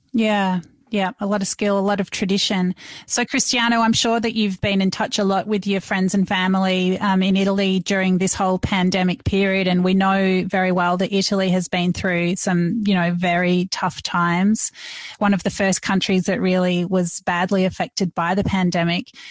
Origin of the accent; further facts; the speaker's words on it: Melbourne, Victoria, Australia; I'm from Melbourne